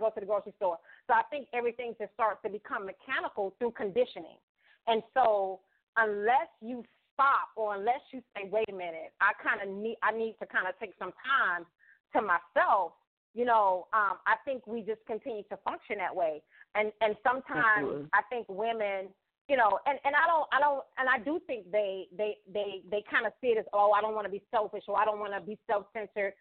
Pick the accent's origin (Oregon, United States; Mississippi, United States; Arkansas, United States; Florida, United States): Florida, United States; moved away; moved away from Florida and I went back home to visit